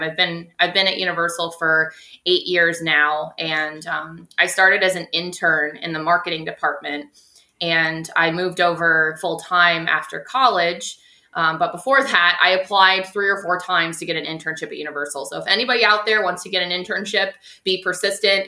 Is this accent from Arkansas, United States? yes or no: no; Tampa, Florida, United States; I'm from Tampa, so I'm okay. I am a natural Floridian. I'm a born and raised Floridian.